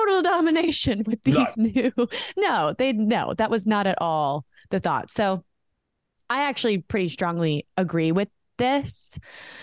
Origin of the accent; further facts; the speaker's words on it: United States; accent: American; I am proud to be an American. I am American.